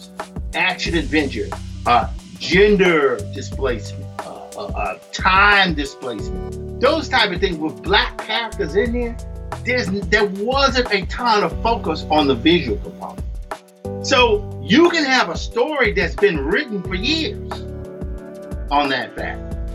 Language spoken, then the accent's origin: English; Mississippi, United States; I'm from Mississippi. I grew up literally across the street from a cotton field